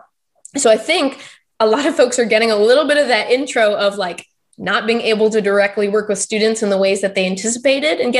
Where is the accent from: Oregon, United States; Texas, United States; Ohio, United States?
Texas, United States; also born or lived in Pittsburgh; now in Florida, United States; I'm from Texas